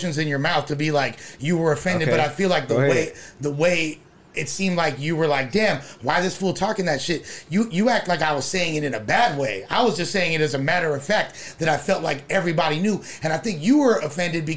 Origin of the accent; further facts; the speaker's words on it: Los Angeles, California, United States; I'm from West